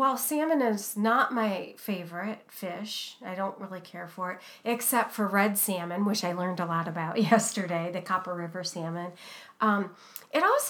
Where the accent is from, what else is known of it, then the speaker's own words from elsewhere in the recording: Ohio, United States; now in Pacific Northwest, United States; I was born in Ohio, even though I've lived in the Pacific Northwest for, you know, more than 20 years